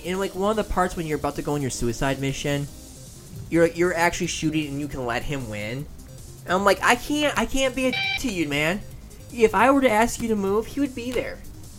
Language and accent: English; United Kingdom; I am British, everyone.